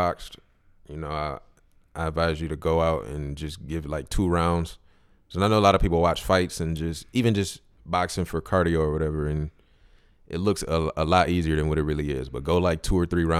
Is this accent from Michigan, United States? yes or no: yes; Mount Clemens, Michigan, United States; I feel like I'm actually from Mount Clemens, and I've been past this building a bunch of times